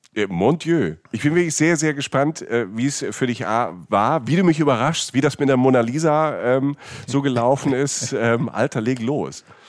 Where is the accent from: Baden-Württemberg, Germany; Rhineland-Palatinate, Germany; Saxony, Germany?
Rhineland-Palatinate, Germany; now in Cologne, Germany; ich komme aus der Pfalz, das war ja nie weit. Jetzt wohne ich in Köln